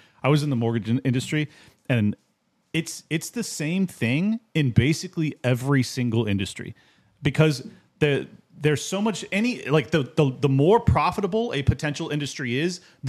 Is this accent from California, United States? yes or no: yes; San Diego, California, United States; I was from San Diego. That's where it came from.